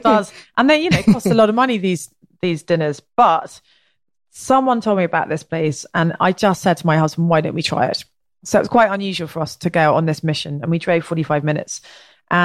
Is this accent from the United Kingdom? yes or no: yes; England, United Kingdom; accent: English; also born or lived in Ireland / Oaxaca; my English accent